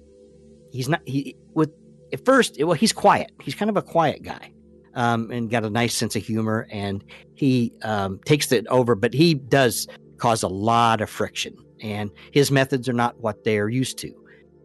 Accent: Indiana, United States; I am a Hoosier. I come from Indiana, and I grew up in Indiana, and I grew up in the basketball craze.

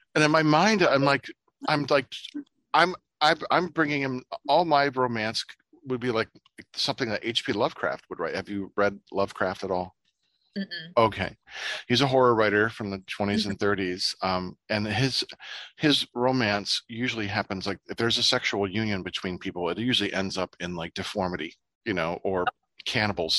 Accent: Ohio, United States; moved away; the town I grew up in Ohio

